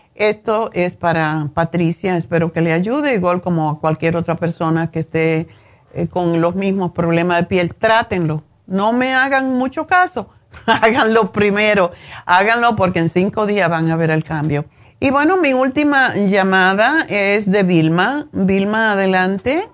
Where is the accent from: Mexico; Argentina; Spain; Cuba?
Cuba